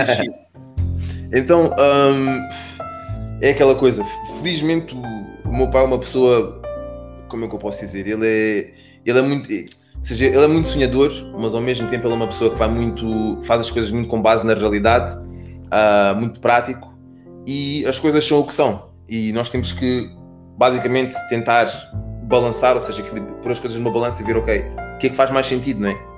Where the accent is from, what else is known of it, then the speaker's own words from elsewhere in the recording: Portugal; also born or lived in Spain; now in London, United Kingdom; cresci em Portugal, cresci em Espanha, uh, joguei futebol uma vida toda, vim para aqui para o Reino Unido jogar futebol.